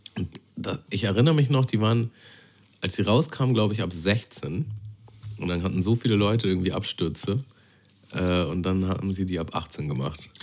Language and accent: German; Germany; Ich bin ja nicht direkt in Hamburg groß geworden. In Hamburg? Ich bin in so einem Vorort groß geworden.